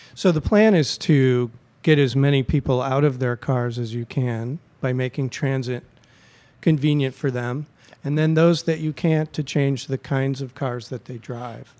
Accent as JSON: {"language": "English", "region": "California", "country": "United States", "also_born_or_lived": "Merced / San Francisco / San Luis Obispo", "moved": "as an adult", "lives_now": "Chicago, United States", "said": "I lived in California for fifteen years in Merced, San Francisco, and San Luis Obispo"}